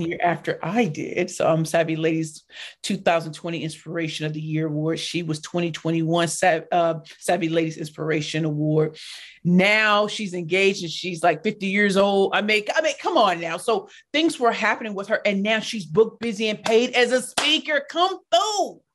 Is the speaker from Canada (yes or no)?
no; St. Louis, Missouri, United States; I grew up in Saint Louis, Missouri in the hood